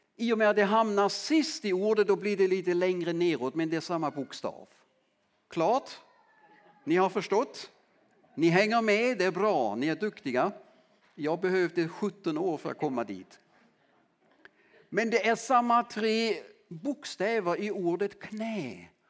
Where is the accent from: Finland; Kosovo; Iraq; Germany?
Germany; Southern Germany; accent: German; Swedish is a second language; also born or lived in Landskrona, Sweden; now in Lönsboda, Sweden; jag är född i Tyskland och uppväxt eh, i södra Västtyskland som det då hette